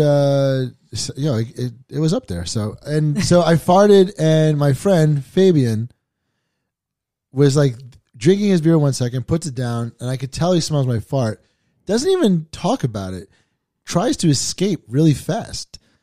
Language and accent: English; New York City, New York, United States; I'm from Staten Island